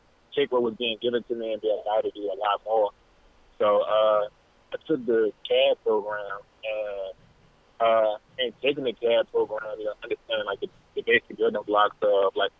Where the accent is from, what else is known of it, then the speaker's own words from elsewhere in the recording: Petersburg, Virginia, United States; now in Charlottesville, United States; I'm from Petersburg, Virginia, but at this exact moment, I'm living in Charlottesville, Virginia